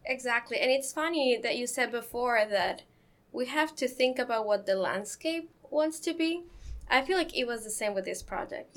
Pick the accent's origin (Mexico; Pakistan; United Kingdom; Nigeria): Mexico; moved away as an adult; now in Columbus, United States; before coming here, I come from Mexico